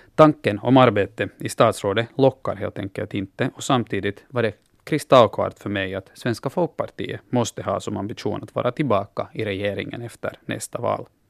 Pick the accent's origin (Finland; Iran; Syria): Finland